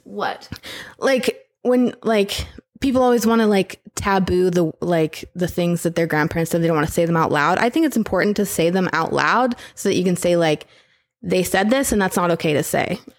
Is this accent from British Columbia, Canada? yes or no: no; North Battleford, Saskatchewan, Canada; I come from North Battleford and I drove a res rocket as they called it